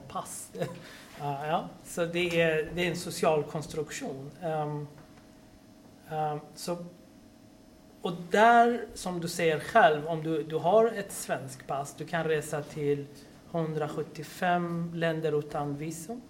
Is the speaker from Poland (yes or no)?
no; Iran; now in Sweden; jag är från Iran. Ja? Mm. Och då tänkte jag, ja, jag kommer från ett land som jag växte upp